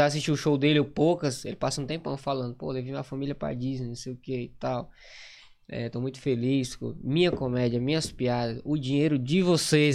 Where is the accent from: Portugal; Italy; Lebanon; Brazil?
Brazil; Maranhão; accent: nordestino; moved away as an adult; also born or lived in Grajaú; now in Manaus, Brazil; sou do Maranhão, moro em Manaus há três anos